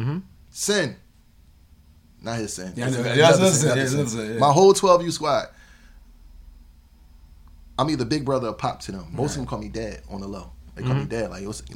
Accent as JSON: {"language": "English", "town": "Philadelphia", "region": "Pennsylvania", "country": "United States", "tie": "born or raised there", "said": "when I was growing up in South Philly"}